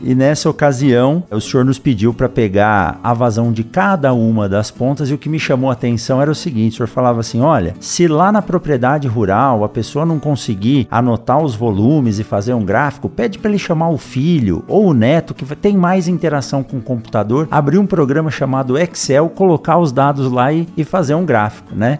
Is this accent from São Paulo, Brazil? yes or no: yes; São Paulo, Brazil; Eu também nasci em São Paulo, no meio dessa selva de pedras, não tinha nenhum contato direto com o campo